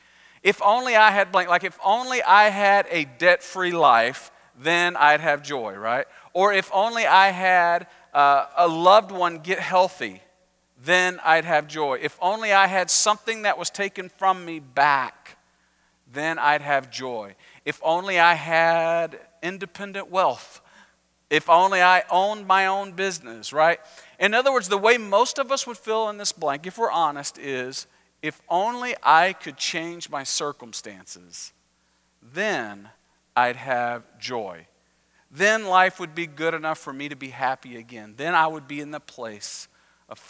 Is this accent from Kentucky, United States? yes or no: no; Texas, United States; I'm Texan